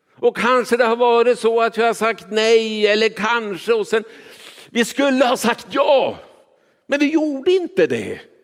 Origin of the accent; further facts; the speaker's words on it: Kiruna, Norrbotten County, Sweden; jag är uppvuxen i Kiruna